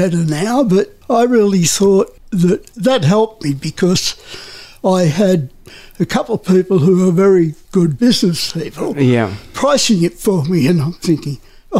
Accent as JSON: {"language": "English", "town": "Newcastle", "region": "New South Wales", "country": "Australia", "tie": "born or raised there", "also_born_or_lived": "Merewether / England", "said": "No, I was born in Newcastle, in town"}